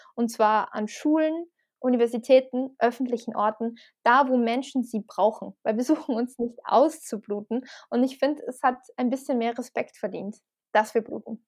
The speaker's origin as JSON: {"language": "German", "region": "Salzburg", "country": "Austria", "tie": "born or raised there", "moved": "yes", "said": "ich bin auch in Österreich aufgewachsen tatsächlich."}